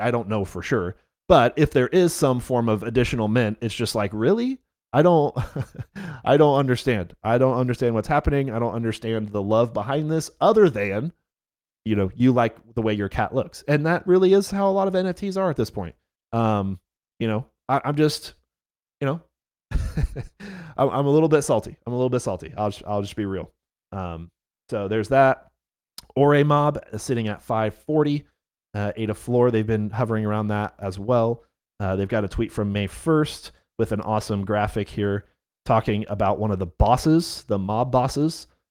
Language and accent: English; North Carolina, United States; yes, I am from North Carolina. I live in Raleigh